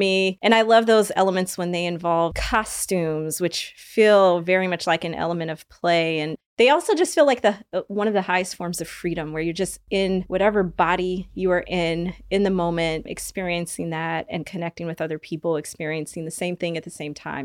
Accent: Oakland, California, United States; I'm originally from Oakland, California

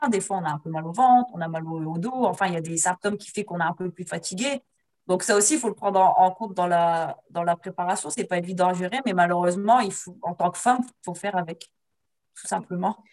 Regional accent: France; je suis française

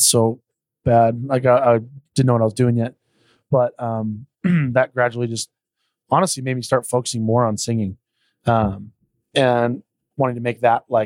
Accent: Southern California, United States; also born or lived in Los Angeles / Orange County; I was born in LA, lived there till I was 6, and then moved to Northern California for till I was 12. And then the rest of it has been in Orange County.

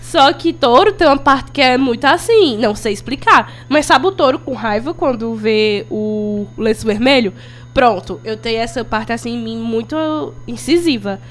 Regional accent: Crato, Ceará, Brazil; eu sou do Crato

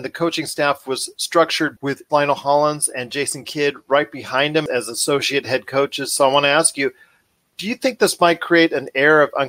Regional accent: Inglewood, California, United States; I was born in Inglewood, California, in a hospital that is, well, was a couple blocks away from the Los Angeles Forum

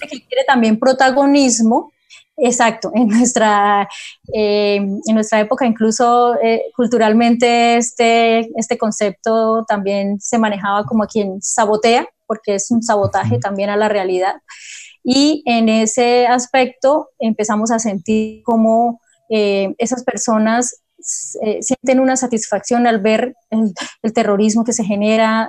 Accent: Cúcuta, Norte de Santander, Colombia; moved away as an adult; also born or lived in Pamplona; now in Bucaramanga, Colombia; Soy cucuteña, soy norte santanderiana

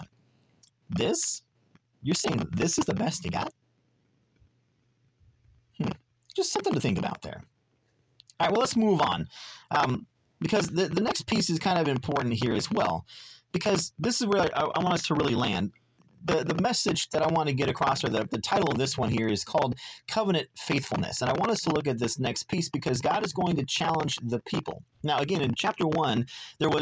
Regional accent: Southern California, United States; growing up in Southern California

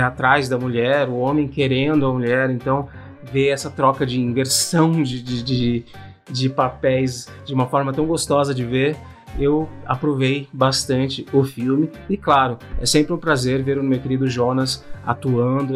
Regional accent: Brazil; Nós, como bons brasileiros

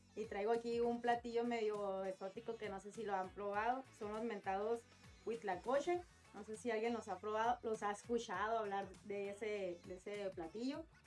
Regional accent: Mexicali, Baja California, Mexico; los de Mexicali

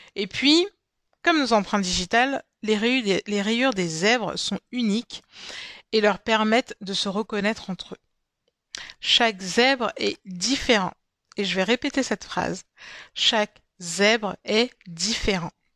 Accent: Cameroon; mon pays d'origine, le Cameroun

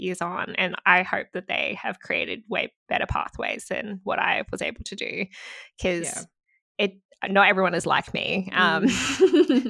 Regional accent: Gold Coast, Queensland, Australia; also born or lived in Sydney, New South Wales; I did a lot lot of my schooling life up in Queensland

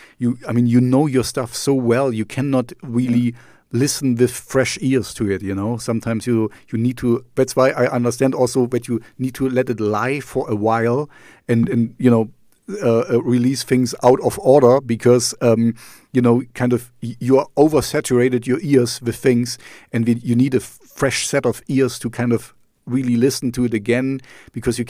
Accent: East Germany, Germany; English is a second language; I grew up in East Germany, so I learned Russian for 6 years

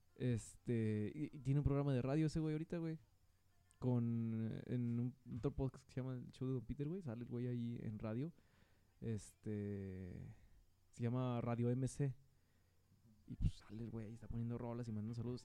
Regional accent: Mexico

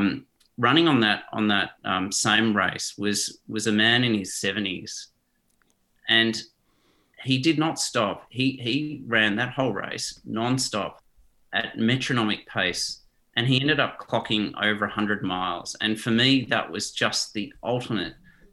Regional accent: South Africa; born there; You know, I was born in South Africa to Dutch parents

